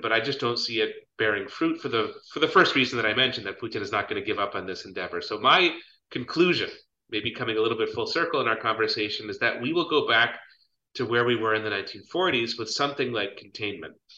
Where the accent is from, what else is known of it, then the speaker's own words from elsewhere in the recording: United States; we as American citizens